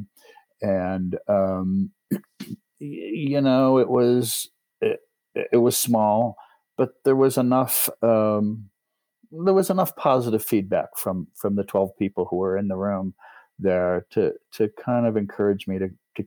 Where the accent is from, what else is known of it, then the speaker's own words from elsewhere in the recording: New York, United States; moved away; also born or lived in Los Angeles / Manhattan; I grew up in New York State, but I was living in Los Angeles